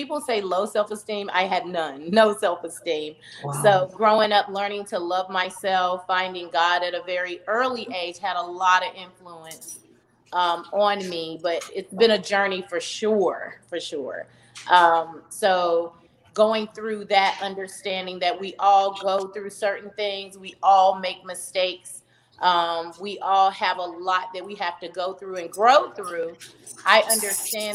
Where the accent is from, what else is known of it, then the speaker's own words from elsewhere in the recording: Charlotte, North Carolina, United States; I'm originally from Charlotte, North Carolina, born and raised